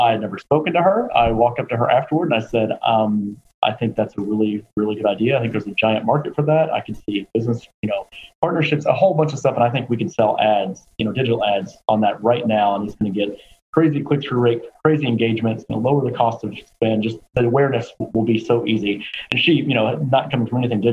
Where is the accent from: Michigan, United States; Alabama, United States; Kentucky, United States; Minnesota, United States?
Kentucky, United States; Louisville; the University of Louisville in Kentucky, which is where I'm from. My hometown.